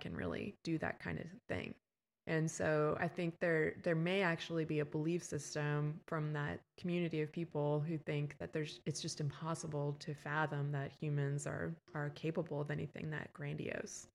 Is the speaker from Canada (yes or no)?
yes; Canada; moved away as an adult; also born or lived in West Coast, United States; now in Texas, United States; I'm from Canada and I, um, went to grad school on the West Coast